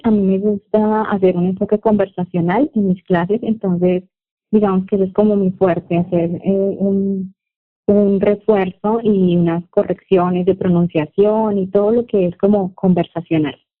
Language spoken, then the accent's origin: Spanish; Bucaramanga, Santander, Colombia; also born or lived in Piedecuesta, Colombia; yo soy de Colombia, nací en una ciudad que se llama Bucaramanga y vivo en una ciudad más pequeña que queda cerca de Bucaramanga y se llama Pie de Cuesta